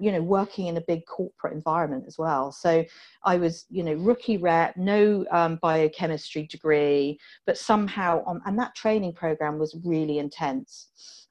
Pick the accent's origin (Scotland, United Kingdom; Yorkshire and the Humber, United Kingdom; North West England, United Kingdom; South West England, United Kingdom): South West England, United Kingdom; Poole; moved away; I grew up in Poole in Dorset, just outside Poole in Dorset